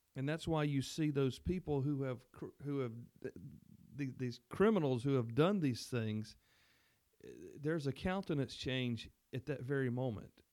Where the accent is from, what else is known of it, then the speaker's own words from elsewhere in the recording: the South, United States; as a Southerner